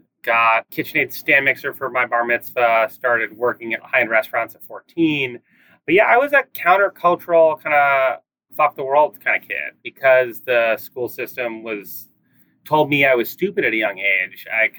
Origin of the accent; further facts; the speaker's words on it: Cambridge, Massachusetts, United States; now in Oakland, United States; I grew up in Cambridge, Mass, equidistant between MIT and Harvard, which, you know, is a interesting place to grow up, right? You know, a very non-standard place, you know, parents, classic academics in that kind of area.